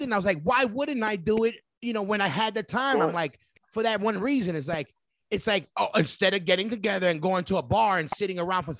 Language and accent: English; New York, United States; being from New York